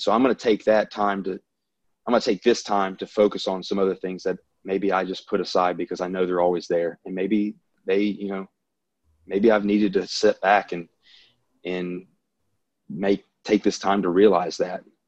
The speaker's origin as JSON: {"language": "English", "region": "the South", "country": "United States", "accent": "Southern"}